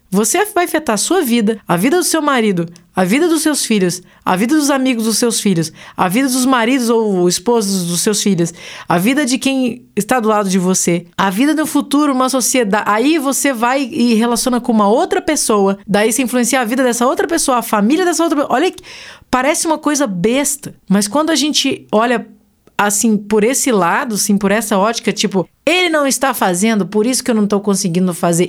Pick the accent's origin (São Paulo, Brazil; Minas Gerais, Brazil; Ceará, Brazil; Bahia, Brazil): Minas Gerais, Brazil; Sou mineira, eu uso trem para qualquer coisa